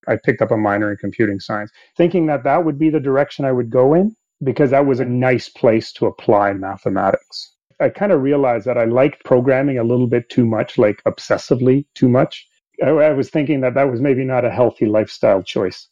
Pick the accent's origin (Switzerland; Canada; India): Canada; English is a second language; also born or lived in Sweden; I was born in Sweden and we immigrated to Canada when I was eight years old.